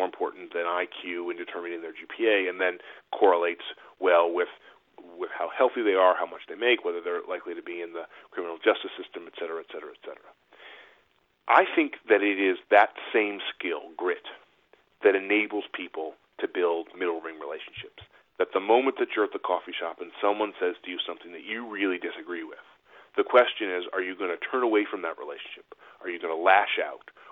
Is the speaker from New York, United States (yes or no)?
yes; Buffalo, New York, United States; now in Rhode Island, United States; I grew up in Buffalo, New York